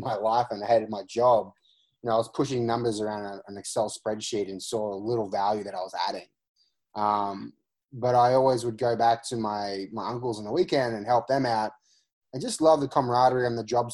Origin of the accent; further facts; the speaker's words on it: Australia; moved away; I'm originally from Australia. I grew up in a construction family.